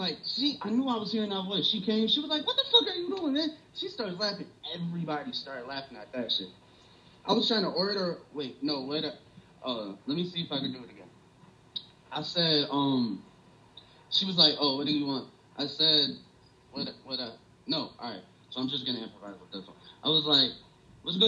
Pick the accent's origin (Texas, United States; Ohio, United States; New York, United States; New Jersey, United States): New York, United States; accent: New York; my straight New York accent